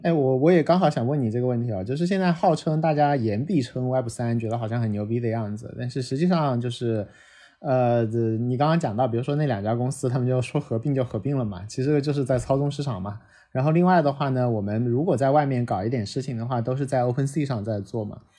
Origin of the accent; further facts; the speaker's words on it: China; 作为一个中国人看到那些报告的心态非常地酸涩